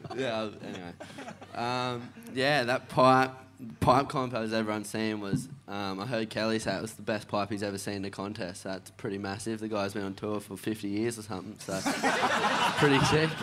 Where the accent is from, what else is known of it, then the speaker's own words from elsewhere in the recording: Evans Head, New South Wales, Australia; growing up in Evans, like North Coast